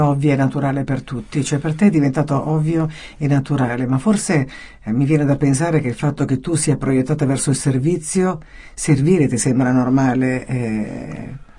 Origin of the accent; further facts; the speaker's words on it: Calabria, Italy; anch'io sono calabrese